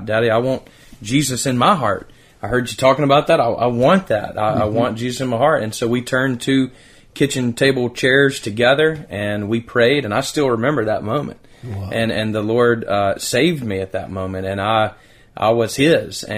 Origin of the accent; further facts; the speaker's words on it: Decatur, Alabama, United States; also born or lived in Madison, Alabama; as a child growing up in Decatur, Alabama